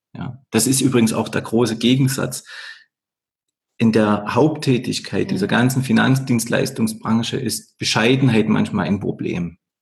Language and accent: German; Erzgebirge, Saxony, Germany; moved away as an adult; now in Vorarlberg, Austria; da kommt auch der Erzgebirger durch. Diese Region, wo ich herkomme